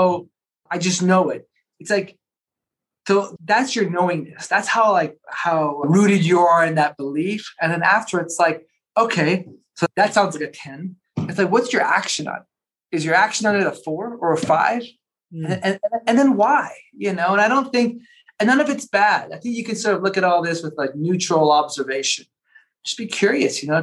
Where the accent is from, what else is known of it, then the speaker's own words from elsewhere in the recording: Toronto, Ontario, Canada; also born or lived in Paris / Buenos Aires; now in Colorado, United States; I grew up in Toronto